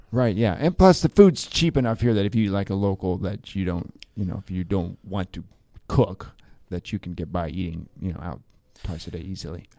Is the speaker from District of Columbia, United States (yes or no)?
yes; Washington, District of Columbia, United States; moved away as an adult; now in Porto, Portugal; I'm from Washington D.C.